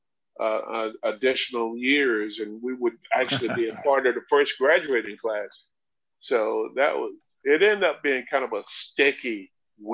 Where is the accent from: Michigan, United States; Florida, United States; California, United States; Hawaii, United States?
Florida, United States; Chipley; also born or lived in Dothan, Alabama; my hometown, Chipley, Florida